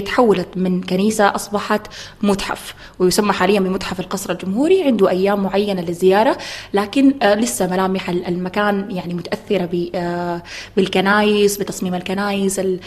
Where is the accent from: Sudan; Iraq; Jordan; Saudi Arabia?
Sudan; Khartoum; انا من الخرطوم